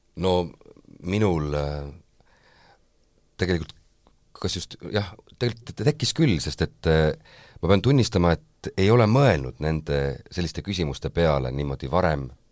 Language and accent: Estonian; Saare County, Estonia; ma olen Saaremaalt pärit